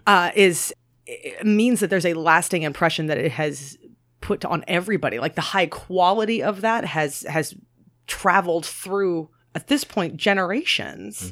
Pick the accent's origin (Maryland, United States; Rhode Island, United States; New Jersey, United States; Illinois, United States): Maryland, United States; moved away; I'm obviously from Maryland as well